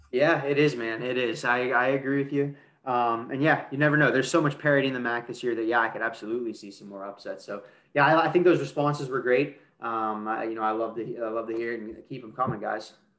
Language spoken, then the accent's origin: English; Pittsburgh, Pennsylvania, United States; growing up in Pittsburgh